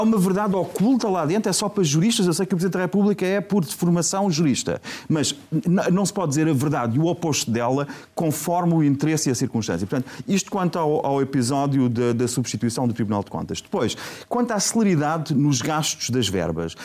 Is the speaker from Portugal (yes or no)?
yes; Portugal; eu sou português